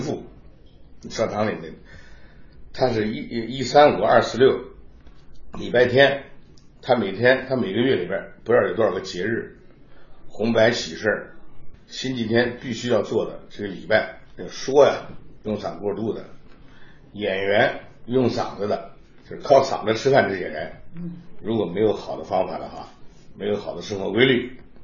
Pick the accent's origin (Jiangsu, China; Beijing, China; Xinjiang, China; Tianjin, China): Jiangsu, China; Nanjing; moved away as an adult; also born or lived in Italy; 我也是在这个南京出生的